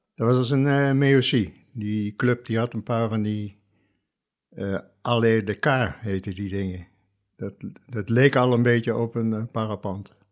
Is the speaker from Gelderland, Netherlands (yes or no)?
yes; Oosterbeek, Gelderland, Netherlands; geboren en getogen in Oosterbeek